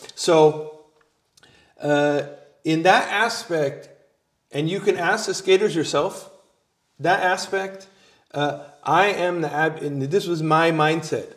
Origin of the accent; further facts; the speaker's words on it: California, United States; moved away; I'm originally from California